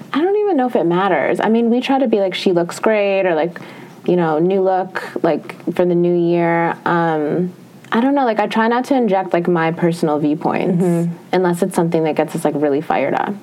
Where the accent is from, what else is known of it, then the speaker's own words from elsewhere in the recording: Minnesota, United States; moved away; I'm from Minnesota